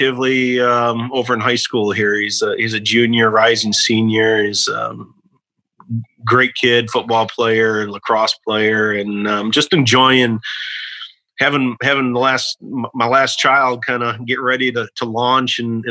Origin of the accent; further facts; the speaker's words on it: Michigan, United States; moved away as an adult; also born or lived in Nashville, Tennessee; now in Tennessee, United States; I was born and raised up in Michigan, spent the great majority of my time in the outdoors up in northern Michigan